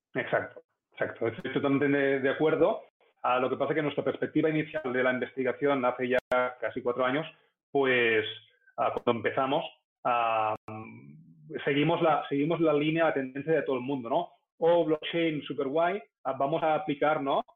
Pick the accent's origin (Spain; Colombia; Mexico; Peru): Spain; como sociedad española eh, tenemos que cambiar